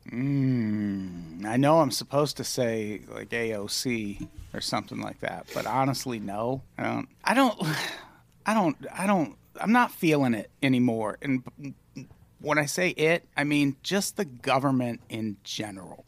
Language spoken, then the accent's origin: English; Illinois, United States; as a youth growing up in Illinois